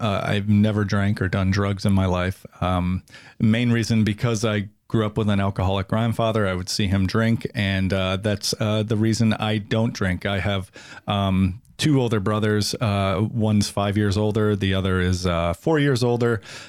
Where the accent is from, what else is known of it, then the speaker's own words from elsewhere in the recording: Rochester, New York, United States; also born or lived in Norwich, New York / Pittsburgh; I was born in 1969. I was born in Rochester, New York, raised in Norwich, New York, a very small rural town. Moved back to Rochester in 76.